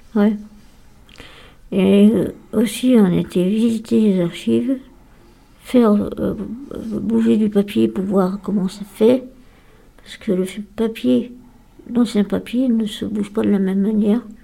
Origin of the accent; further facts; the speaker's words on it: Lyon, Auvergne-Rhône-Alpes, France; also born or lived in Mornant; Je suis née à Lyon. Et j'ai vécu pendant des années à Mornan